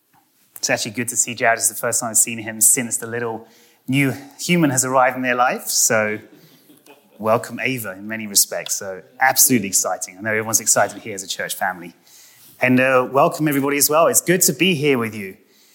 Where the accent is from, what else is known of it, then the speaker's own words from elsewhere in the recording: United Kingdom; And if any of you are wondering, I am British and not Australian. And it doesn't matter if you call me either.